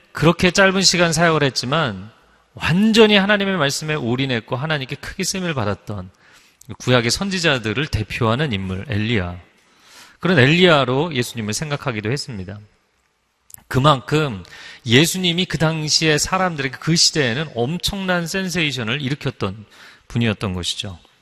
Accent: Seoul, South Korea; 제가 어릴 적 잠실에 살면서

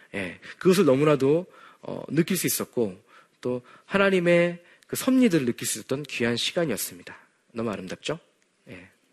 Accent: South Korea; 저는 비록 어, 바다 건너편, 지구 반대편에 한국에서 왔지만

